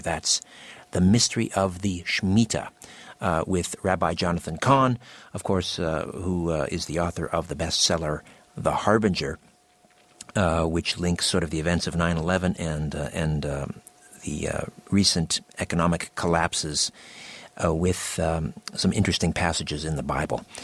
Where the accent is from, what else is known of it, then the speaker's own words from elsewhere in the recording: Brantford, Ontario, Canada; I'm from Brantford, Ontario, originally